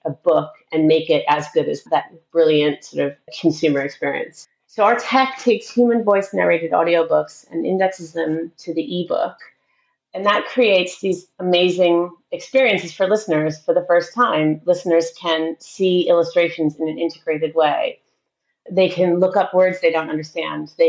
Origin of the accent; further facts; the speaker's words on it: outside of Boston, Massachusetts, United States; moved away; I grew up outside of Boston in the U.S.